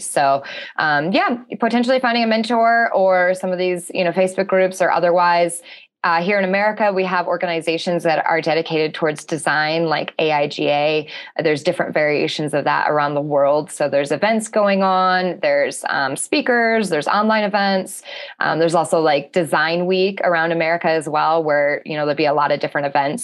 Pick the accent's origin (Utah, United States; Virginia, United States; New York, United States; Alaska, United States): Alaska, United States; I'm from Alaska